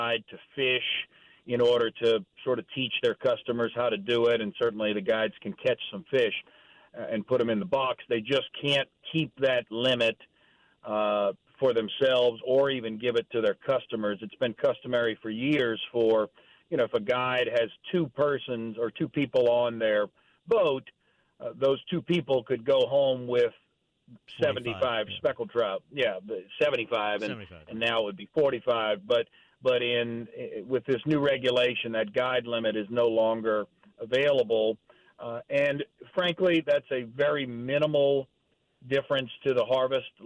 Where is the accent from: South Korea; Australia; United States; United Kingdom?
United States; Delacroix and Hopedale, Louisiana; I grew up fishing them in Delacroix and Hopedale